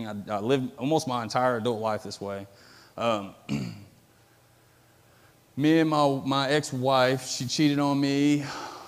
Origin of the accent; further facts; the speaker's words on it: Metropolis, Illinois, United States; was born and raised here in Metropolis, Illinois.